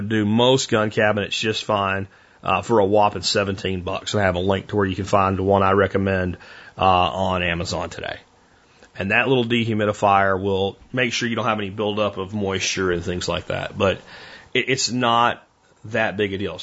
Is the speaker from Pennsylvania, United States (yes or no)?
yes; Pennsylvania, United States; I grew up in Pennsylvania, when you walked into anybody's house, there was a gun cabinet there